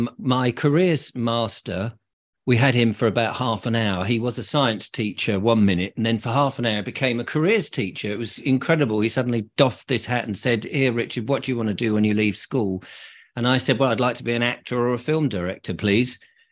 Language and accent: English; Liss, South East England, United Kingdom; born there; Well, I was born in Liss in Hampshire.